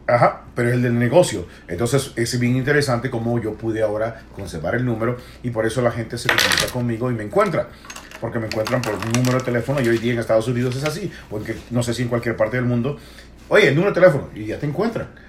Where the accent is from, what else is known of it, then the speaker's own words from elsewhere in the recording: El Salvador; yo soy salvadoreño